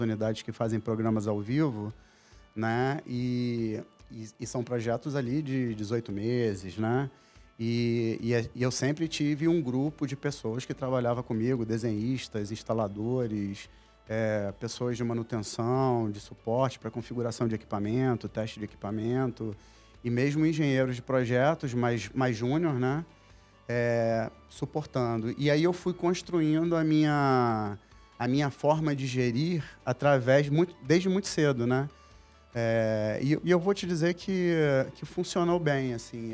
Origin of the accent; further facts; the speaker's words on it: Manaus, Amazonas, Brazil; moved away as an adult; now in Rio de Janeiro, Brazil; eu sou natural de Manaus, Amazonas